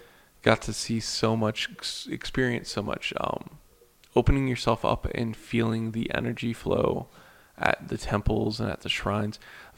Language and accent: English; United States; I didn't get any blowback for being an American